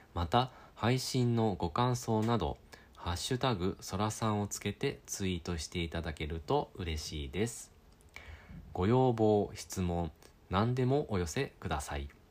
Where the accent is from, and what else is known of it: Japan; born or raised there; moved away as an adult; now in United Kingdom